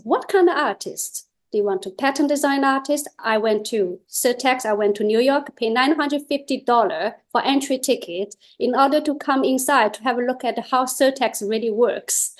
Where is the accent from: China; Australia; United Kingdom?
China; English is a second language; moved away as an adult; now in Netherlands; I came from China with one pair of chopsticks and two luggages